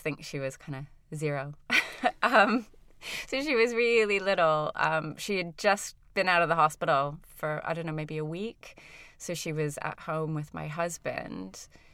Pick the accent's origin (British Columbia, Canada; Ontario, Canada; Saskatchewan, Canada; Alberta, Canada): Ontario, Canada; Toronto; moved away as an adult; now in United Kingdom; I'm from Toronto, but I'm Welsh Canadian.